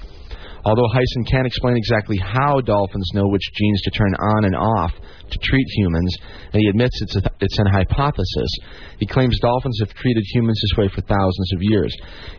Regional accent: Rockford, Illinois, United States; my hometown of Rockford, Illinois.

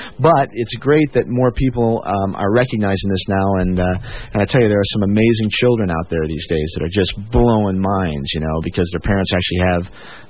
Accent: Chicago, Illinois, United States; moved away; Yeah, I'm from the Chicago area originally

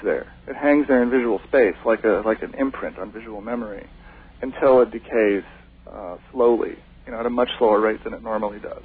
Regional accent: Hawaii, United States; moved away; also born or lived in Seattle; I was raised in Hawaii.

